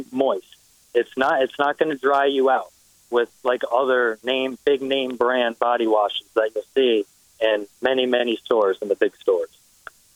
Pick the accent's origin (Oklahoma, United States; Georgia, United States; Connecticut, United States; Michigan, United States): Connecticut, United States; Stamford; I'm 24 years old. I'm from Stamford, Connecticut.